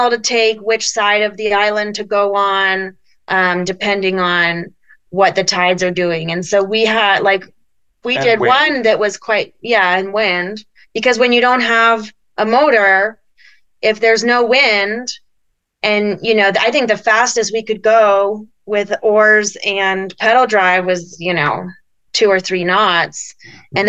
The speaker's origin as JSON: {"language": "English", "region": "Colorado", "country": "United States", "said": "we're from Colorado, so we're used to the cold"}